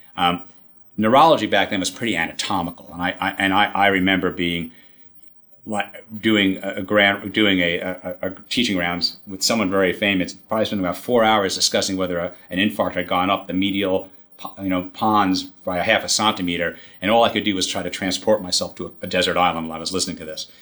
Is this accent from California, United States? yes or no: no; New York City, New York, United States; I grew up in Queens.